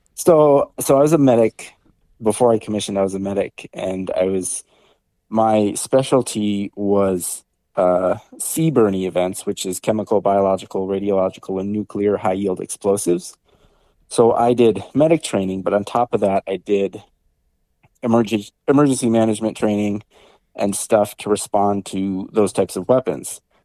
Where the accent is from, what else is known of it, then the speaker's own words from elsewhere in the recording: Bemidji, Minnesota, United States; born and raised in Bemidji, Minnesota, you know, out in the woods